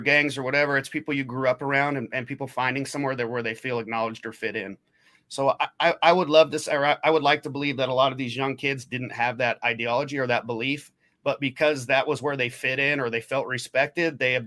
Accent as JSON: {"language": "English", "region": "Oregon", "country": "United States", "tie": "born or raised there", "also_born_or_lived": "Portland, Oregon", "moved": "as an adult", "lives_now": "Midwest, United States", "said": "When I grew up in Oregon, I was about an hour south of Portland until I, you know, graduated, moved up to Portland"}